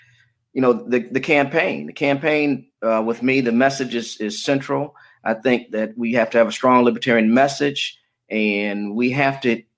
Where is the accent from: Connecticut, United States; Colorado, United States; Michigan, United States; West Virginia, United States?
Michigan, United States; Detroit; born there; also born or lived in Florida; And I was born in Detroit. I finished high school in Florida, got my college degree from Morehouse College